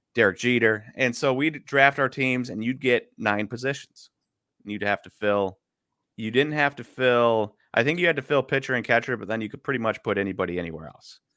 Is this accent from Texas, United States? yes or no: no; Milwaukee, Wisconsin, United States; I'm from Milwaukee